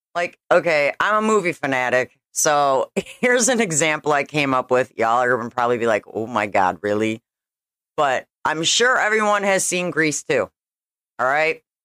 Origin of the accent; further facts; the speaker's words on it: Schaumburg, Illinois, United States; I grew up in Schaumburg, Illinois